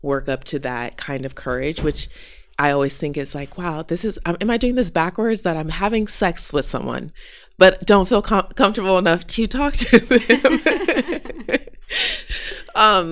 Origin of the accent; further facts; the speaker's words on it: Denver, Colorado, United States; I grew up in Denver in another white space